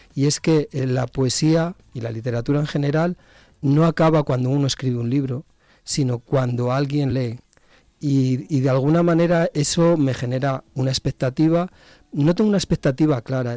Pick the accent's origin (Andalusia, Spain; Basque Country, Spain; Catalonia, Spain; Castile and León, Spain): Castile and León, Spain; Zamora; nací mirando al río Duero, porque nací en la cuesta del Pizarro